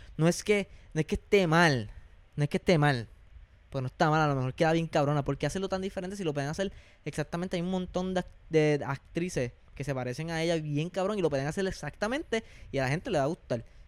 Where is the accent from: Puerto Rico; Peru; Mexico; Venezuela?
Puerto Rico; como boricuas